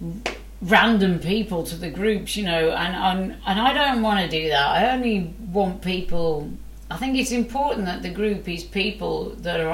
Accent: Wolverhampton, West Midlands, United Kingdom; I'm from Wolverhampton

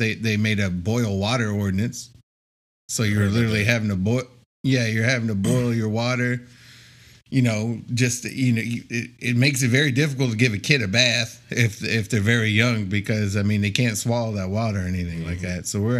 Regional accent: the North, United States; now in San Antonio, United States; I grew up in the North, and you know, I came from a very financially struggling family.

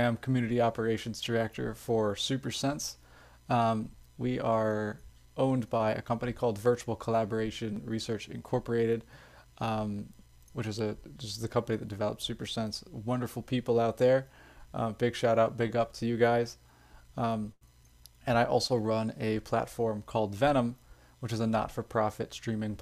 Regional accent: Louisville, Kentucky, United States; also born or lived in Owensboro, Kentucky; I am from Louisville, Kentucky.

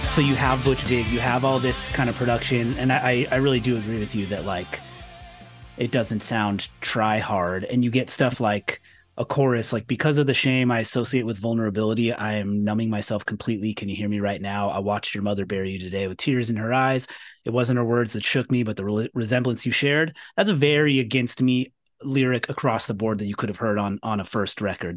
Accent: California, United States; moved away; I'm originally from California

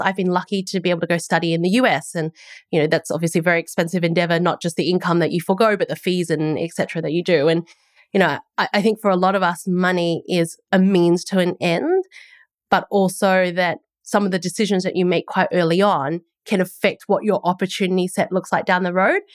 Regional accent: Australia; moved away as an adult; also born or lived in United States; now in New Zealand; I'm an Aussie, um, and that's where I grew up

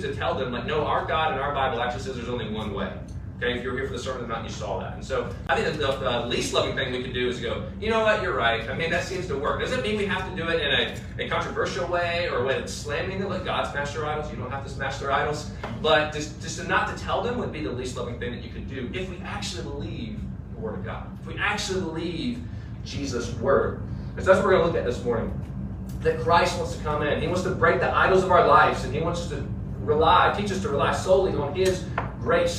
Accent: United States; as an American

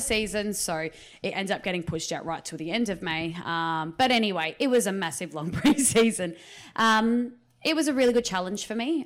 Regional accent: Riverland, South Australia, Australia; back in my hometown 'cause I moved back to the Riverland in two thousand eighteen

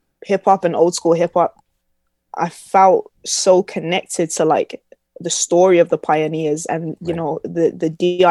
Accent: Birmingham, West Midlands, United Kingdom; born or raised there

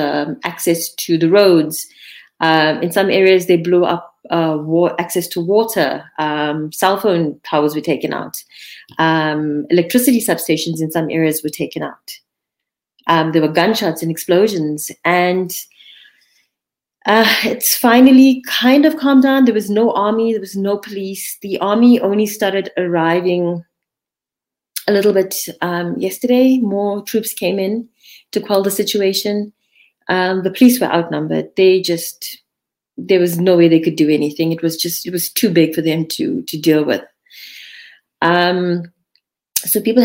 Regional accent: Durban, KwaZulu-Natal, South Africa; moved away; I'm from Durban. That's where my entire family is

